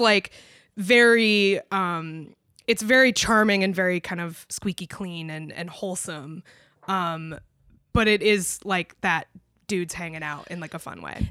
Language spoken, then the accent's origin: English; United States; as an American